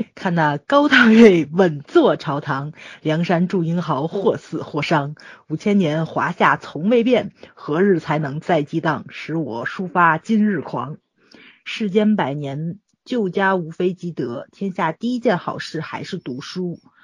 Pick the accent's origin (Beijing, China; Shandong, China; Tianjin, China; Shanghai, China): Tianjin, China; 因为我是天津的嘛，所以他们基层人员有多辛苦，我是比较清楚的